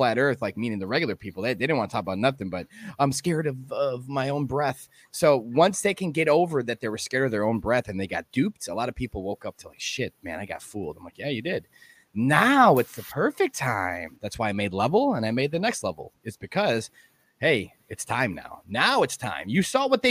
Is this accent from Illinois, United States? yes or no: yes; Chicago, Illinois, United States; I was born and raised in Chicago